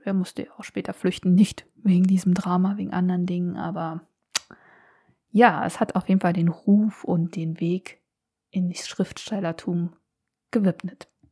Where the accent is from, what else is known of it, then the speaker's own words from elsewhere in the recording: Berlin, Germany; also ich bin in Berlin groß geworden